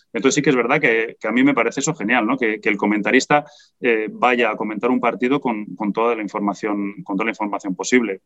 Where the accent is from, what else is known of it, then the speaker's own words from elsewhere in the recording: Spain; siendo español